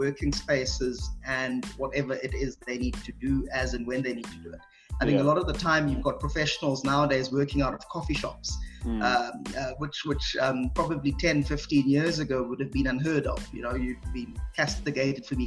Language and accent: English; Durban, KwaZulu-Natal, South Africa; moved away as an adult; now in Johannesburg, South Africa; I'm from Durban.